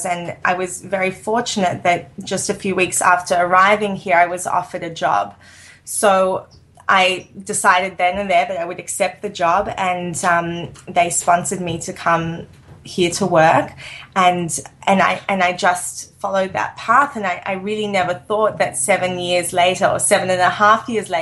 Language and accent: English; Sydney, New South Wales, Australia; moved away as an adult; now in New York, United States; I grew up in Sydney, Australia, which is no small city